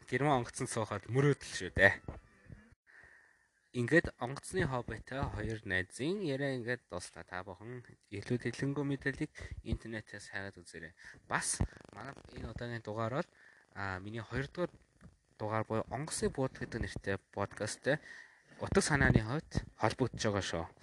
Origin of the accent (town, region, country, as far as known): Mongolia